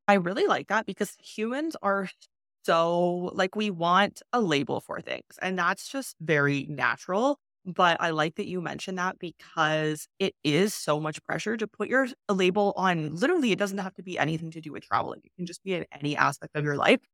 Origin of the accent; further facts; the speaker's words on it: Canada; moved away as an adult; also born or lived in China; I've been not living in my home country for six years now